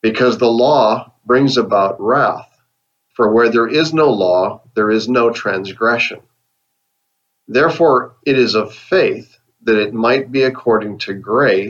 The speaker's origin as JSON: {"language": "English", "country": "Canada", "moved": "yes", "lives_now": "United States", "said": "I live in the USA, but I'm a Canadian citizen. But my ancestors are from Scotland"}